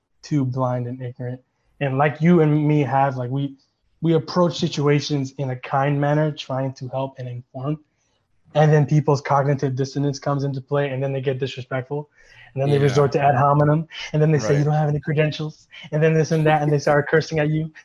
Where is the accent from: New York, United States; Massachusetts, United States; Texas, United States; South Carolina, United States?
New York, United States; New York City; I grew up in Flushing, Queens, which is literally like the Chinatown of the city